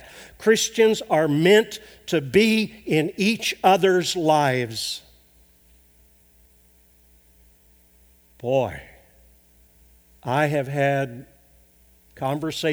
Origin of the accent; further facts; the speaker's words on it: Arkansas, United States; moved away; my home state of Arkansas